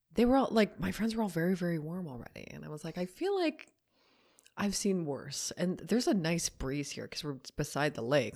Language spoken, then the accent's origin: English; Canada; being a Canadian, not having any attachment to it.